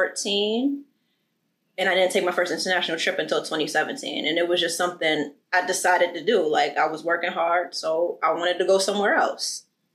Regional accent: New York City, New York, United States; now in New Jersey, United States; I'm from Harlem.

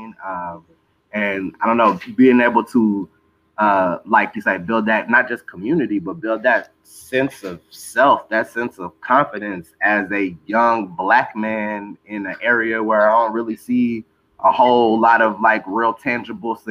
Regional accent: Texas, United States; Growing up in Texas, you know, our rap culture is a special one

